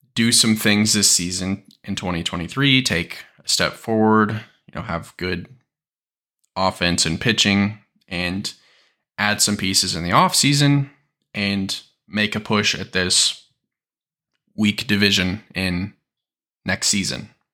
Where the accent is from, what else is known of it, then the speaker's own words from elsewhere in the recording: Kansas City, Missouri, United States; I'm from Kansas City